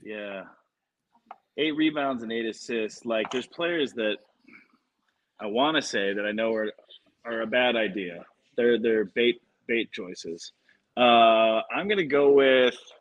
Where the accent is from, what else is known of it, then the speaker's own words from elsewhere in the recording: Detroit, Michigan, United States; I'm from Detroit